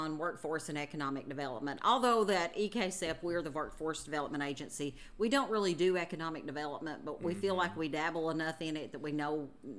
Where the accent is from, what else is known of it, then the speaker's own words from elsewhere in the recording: Hazard, Kentucky, United States; accent: East Kentucky; Well, she was from my hometown in Hazard